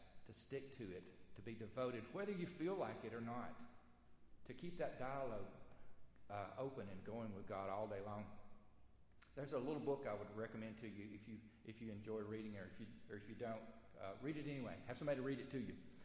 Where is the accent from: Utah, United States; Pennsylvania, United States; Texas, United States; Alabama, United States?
Alabama, United States; moved away; growing up in Alabama, fellowship time at church usually involved fried chicken and banana pudding.